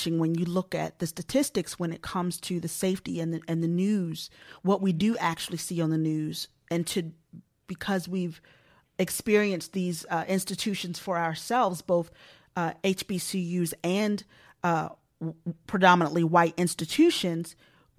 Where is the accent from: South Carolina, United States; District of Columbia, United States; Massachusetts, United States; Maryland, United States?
Maryland, United States; Baltimore; I'm originally from Baltimore. I'm from Maryland